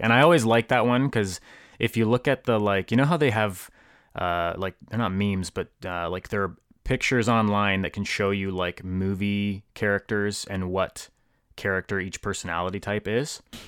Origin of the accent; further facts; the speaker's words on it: Hamilton, Ontario, Canada; now in Guelph, Canada; I am from Hamilton, Ontario, originally. I live in Guelph uh, right now